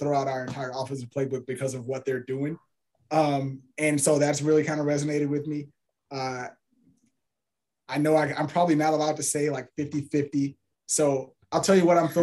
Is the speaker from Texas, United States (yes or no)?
yes; Houston, Texas, United States; Born and raised in Houston, Texas